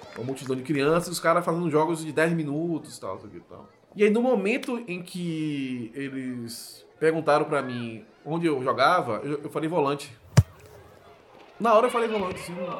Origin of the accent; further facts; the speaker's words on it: Salvador, Bahia, Brazil; eu nasci em 25 de junho de 1983 em Salvador, no Hospital Sagrada Família, que é do lado da igreja do Nosso Senhor do Bonfim. Eu fui criado no bairro de Pernambués, que é um bairro popular é, de Salvador